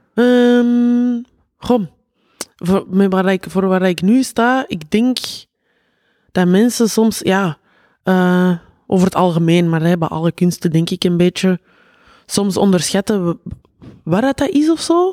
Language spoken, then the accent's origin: Dutch; Antwerp, Flanders, Belgium; uit Antwerpen. Weet je. Zo, iedereen hoort dat direct.